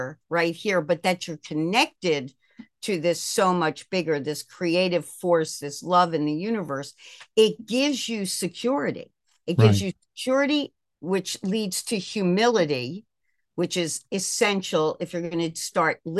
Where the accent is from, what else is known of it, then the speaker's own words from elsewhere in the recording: Baltimore, Maryland, United States; also born or lived in Buffalo, New York; I was born actually in Buffalo, New York. My parents are from Brooklyn. Everybody in our family grew up in Brooklyn, New York. But I was raised in Baltimore